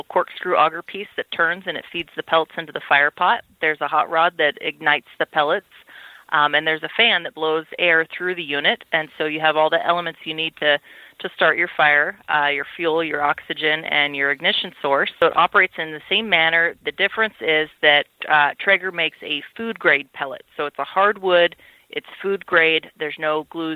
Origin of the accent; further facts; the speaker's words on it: North Idaho, United States; moved away as an adult; now in Boise, United States; I grew up in North Idaho, and I've been living down in the Boise area for about the last 10 years